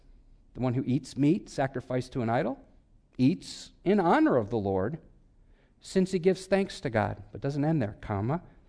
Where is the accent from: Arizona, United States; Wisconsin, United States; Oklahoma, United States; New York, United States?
Wisconsin, United States; come on, I'm from Wisconsin. That's all I could think about.